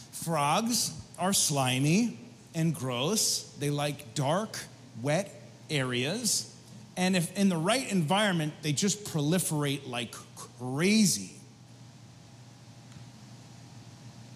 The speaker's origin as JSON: {"language": "English", "town": "Margaretville", "region": "New York", "country": "United States", "tie": "born or raised there", "said": "I grew up upstate New York, 2.5 hours on a good drive, 3 on a bad drive. And I grew up in the Catskill Mountains for my formative years, really 11 through probably 18."}